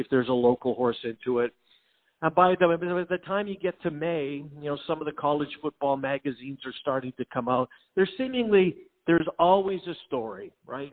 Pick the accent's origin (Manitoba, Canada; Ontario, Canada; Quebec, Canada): Manitoba, Canada; Winnipeg; moved away as an adult; also born or lived in Denver; now in Des Moines, United States; I grew up in Winnipeg